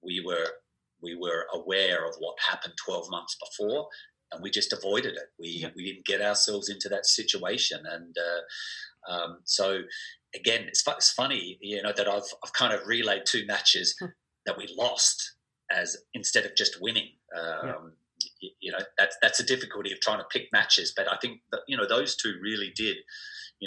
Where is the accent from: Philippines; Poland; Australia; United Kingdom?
Australia; Adelaide, South Australia; growing up in Adelaide